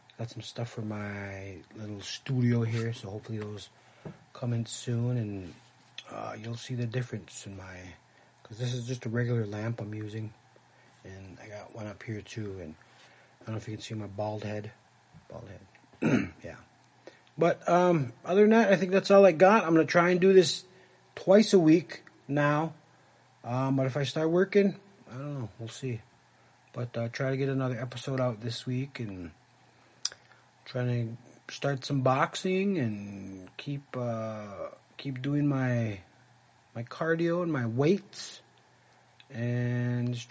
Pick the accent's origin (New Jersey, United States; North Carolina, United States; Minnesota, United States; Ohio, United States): Minnesota, United States; Red Lake; also born or lived in Little Earth, Minneapolis; growing up in Red Lake shaped me